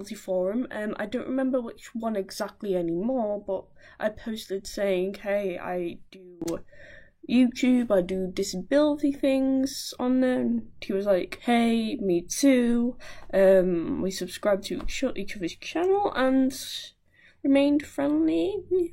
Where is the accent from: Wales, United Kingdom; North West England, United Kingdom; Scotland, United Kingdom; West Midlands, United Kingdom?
North West England, United Kingdom; Wallasey; I'm 19, I'm from Wallasey